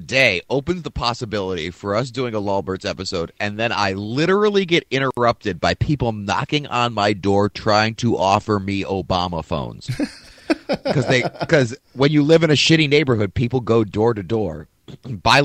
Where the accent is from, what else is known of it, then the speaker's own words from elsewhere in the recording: Cleveland, Ohio, United States; now in Philadelphia, United States; the shitty teams I grew up watching in Cleveland